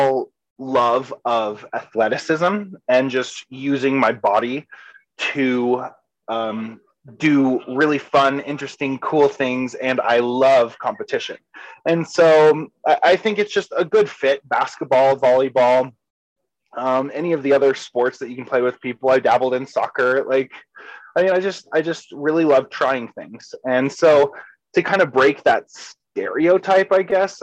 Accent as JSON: {"language": "English", "town": "Savannah", "region": "Georgia", "country": "United States", "tie": "born or raised there", "also_born_or_lived": "Kentucky", "said": "I technically grew up in Georgia. I was born in Kentucky, but pretty early on moved to Georgia and kind of had my formative years there in Savannah"}